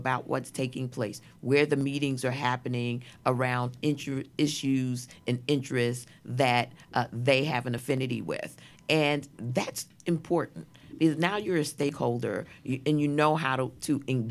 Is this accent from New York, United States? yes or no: yes; New York City, New York, United States; I was born in Brooklyn Jewish Hospital.